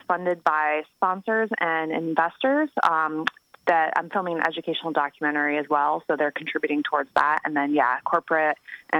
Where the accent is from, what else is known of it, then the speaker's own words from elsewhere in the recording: Connecticut, United States; moved away; also born or lived in Los Angeles; I'm from Connecticut, actually.